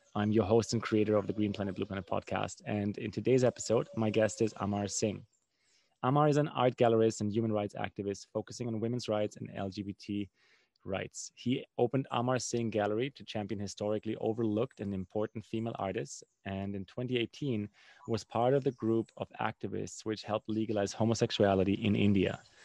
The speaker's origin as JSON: {"language": "English", "country": "Germany", "tie": "born or raised there", "said": "I grew up in Germany"}